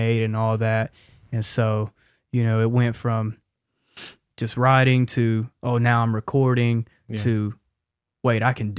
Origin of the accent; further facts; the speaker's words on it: Charlotte, North Carolina, United States; I'm from Charlotte originally, born and raised. … 21 years old. I come from a Christian background.